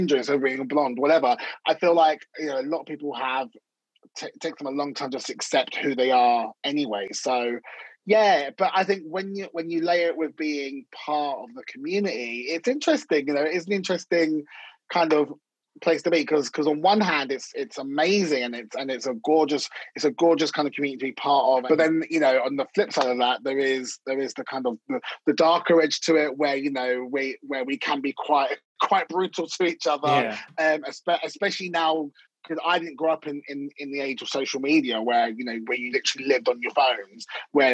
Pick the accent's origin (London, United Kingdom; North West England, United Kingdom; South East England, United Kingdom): London, United Kingdom; I'm from North London